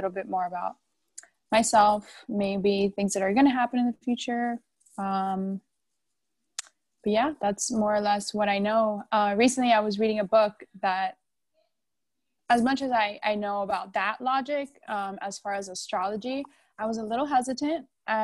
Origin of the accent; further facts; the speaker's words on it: Miami, Florida, United States; I am from Miami